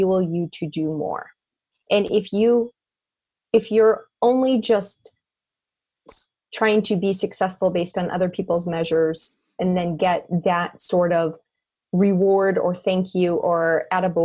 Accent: North Dakota, United States; I grew up in North Dakota

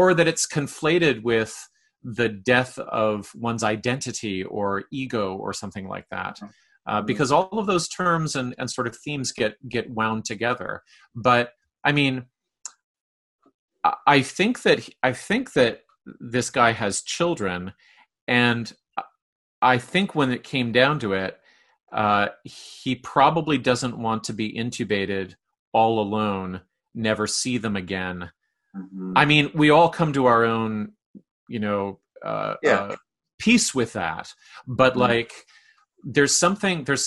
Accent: Canada; being Canadian

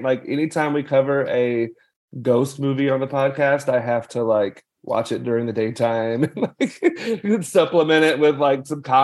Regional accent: Conway, Arkansas, United States; moved away; also born or lived in Missouri; I'm actually from central Arkansas, a little town called Conway

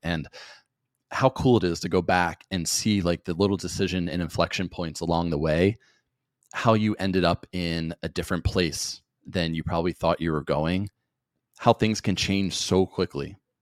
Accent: New Jersey, United States; growing up in South Jersey

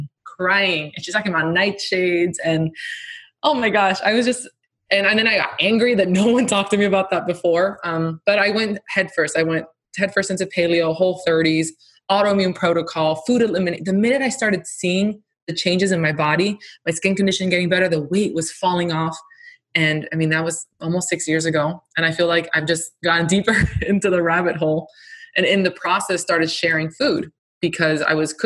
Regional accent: Miami, Florida, United States; I grew up in Miami

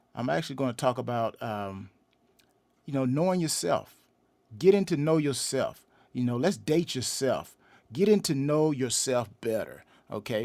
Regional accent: LaGrange, Georgia, United States; now in Atlanta, United States; I'm originally, uh, from LaGrange, Georgia, which is about a hour and fifteen minutes southwest of Atlanta

